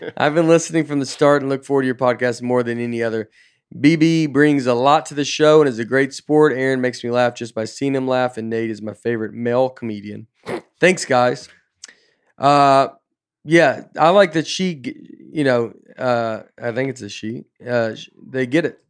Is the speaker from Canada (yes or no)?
yes; Canada; everybody I have ever known in my life says kitty corner, maybe because we're Canadian.